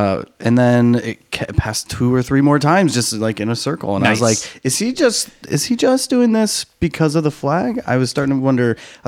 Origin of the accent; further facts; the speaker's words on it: Brooklyn, New York, United States; I'm from Bed-Stuy, you know, roads crossing.